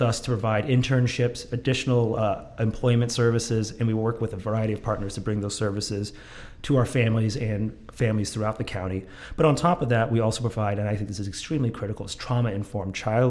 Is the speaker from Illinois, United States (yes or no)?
no; Mount Vernon, Washington, United States; moved away as an adult; also born or lived in Seattle, Washington; now in Everett, United States; I grew up in Mount Vernon, but I went to school at the University of Washington